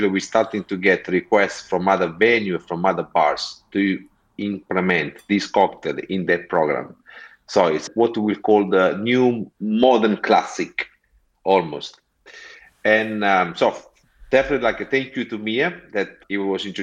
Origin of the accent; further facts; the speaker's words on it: Amalfi Coast, Campania, Italy; English is a second language; moved away as an adult; also born or lived in Montclair, United States; now in London, United Kingdom; I'm originally from the Amalfi Coast